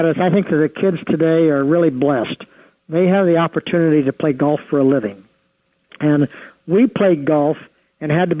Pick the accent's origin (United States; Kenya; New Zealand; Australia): United States; Ohio; my wife and I grew up in the Midwest in Ohio